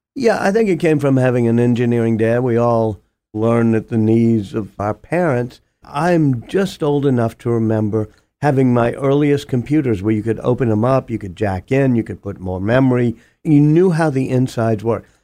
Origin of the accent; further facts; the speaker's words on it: New Orleans, Louisiana, United States; moved away as an adult; also born or lived in Boston / Oxford; Harvard thought it was cool to get a person from Louisiana in back then.